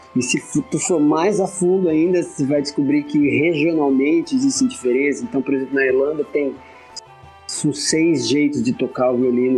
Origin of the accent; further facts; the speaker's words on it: Sorocaba, São Paulo, Brazil; moved away as an adult; also born or lived in Londrina; Quando eu me mudei para Londrina, que eu sou de Sorocaba, eu vim fazer faculdade em Londrina